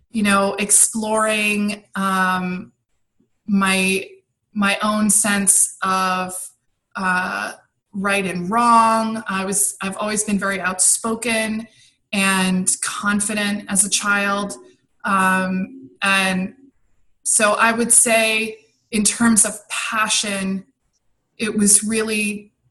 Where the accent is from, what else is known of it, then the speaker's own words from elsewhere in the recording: Maryland, United States; also born or lived in Brussels, Belgium / London, United Kingdom; So I was born in Brussels, Belgium, and then uh, we moved on when I was four to London. So I grew up overseas, and then at, as when I was ten, we moved to Washington D.C., just outside of Washington D.C. in Maryland.